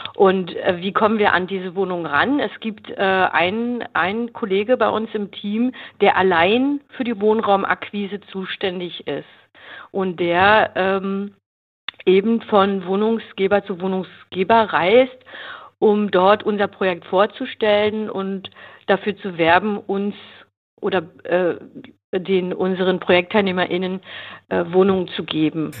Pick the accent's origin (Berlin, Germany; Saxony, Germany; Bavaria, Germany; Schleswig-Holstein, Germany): Berlin, Germany; Ich komme aus Berlin